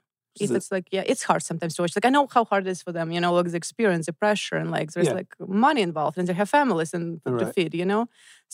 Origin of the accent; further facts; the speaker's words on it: Voronezh, Voronezh Oblast, Russia; moved away; I grew up in Voronezh. It's southeast of Moscow, like 6 hour drive.